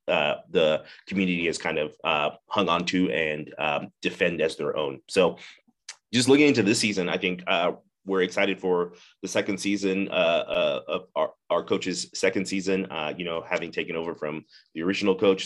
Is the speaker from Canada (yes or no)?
no; Zimbabwe; moved away as an adult; now in United States; I grew up in Zimbabwe, Africa, uh, moved to the United States when I was nineteen